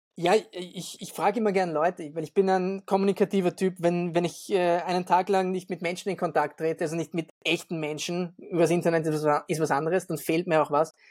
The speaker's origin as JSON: {"language": "German", "region": "Vienna", "country": "Austria", "said": "wo ich wohne oder wo ich herkomme, Wien"}